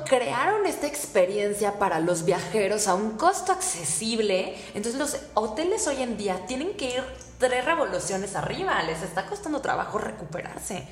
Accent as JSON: {"language": "Spanish", "country": "Mexico", "said": "qué ingeniosos somos los mexicanos"}